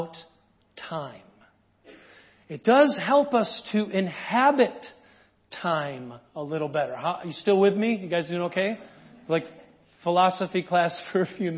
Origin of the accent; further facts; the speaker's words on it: United States; as an American